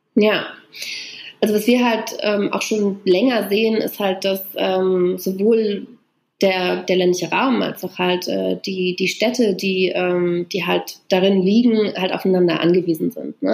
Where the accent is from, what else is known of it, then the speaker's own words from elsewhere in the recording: Brandenburg, Germany; moved away as an adult; also born or lived in Berlin / Brussels / Boston / Paris; Also ich bin halt in Brandenburg äh, geboren und aufgewachsen, in so einem 500-Seelen-Ort